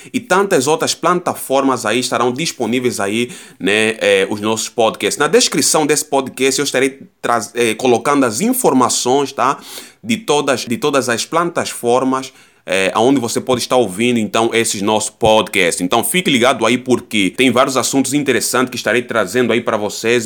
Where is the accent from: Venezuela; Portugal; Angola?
Angola; moved away as an adult; now in Rondônia, Brazil; eu não sou brasileiro, eu sou natural de Angola